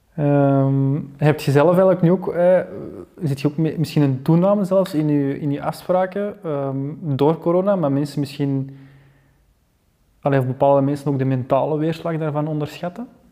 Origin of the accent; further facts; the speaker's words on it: Belgium; als Belgen, als land